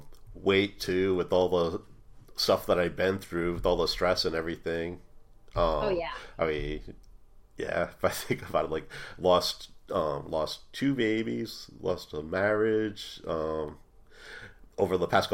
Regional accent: Ireland; I'm Irish

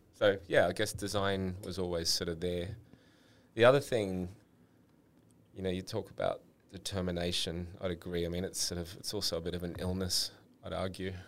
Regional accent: Sydney, New South Wales, Australia; grew up in Sydney, had two brothers

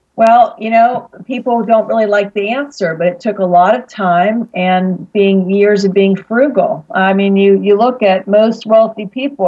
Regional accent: Pittsburgh, Pennsylvania, United States; also born or lived in Philadelphia, Pennsylvania; now in San Diego, United States; I'm from Pittsburgh, Pennsylvania, originally

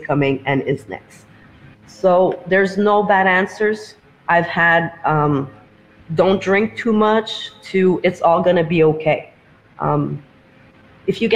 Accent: Montreal, Quebec, Canada; I'm from Canada

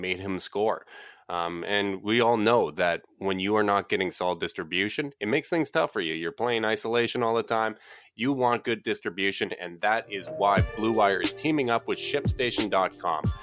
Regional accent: Canada; As the Canadian, as the polite Canadian here

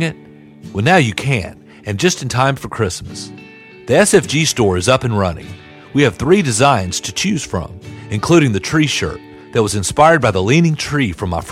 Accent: Jackson, Tennessee, United States; Jackson, Tennessee is my hometown.

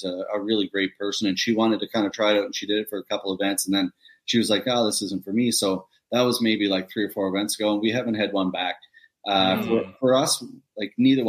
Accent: Nova Scotia, Canada; my hometown is where this event is. And it's a little tiny community of 3,000 people

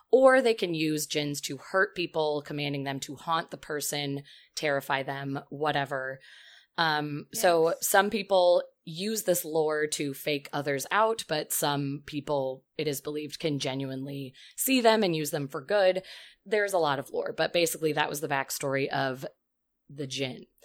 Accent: Turkey; I am 24 years old and I am a student. I am from Turkey

